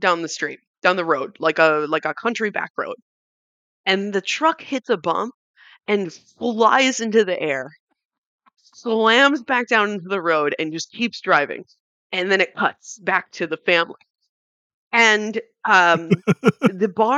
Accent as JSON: {"language": "English", "region": "New York", "country": "United States", "tie": "born or raised there", "said": "born in the city, raised in the suburbs, back in the city"}